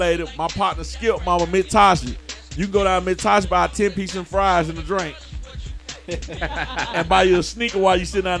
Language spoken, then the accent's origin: English; Atlanta, Georgia, United States; born or raised there